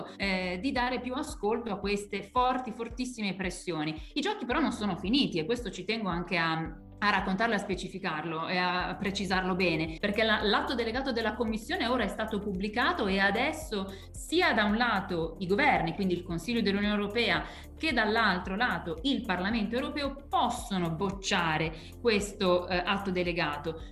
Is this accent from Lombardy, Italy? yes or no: yes; Lombardy, Italy; Io tra l'altro sono lombarda, vengo dalla Lombardia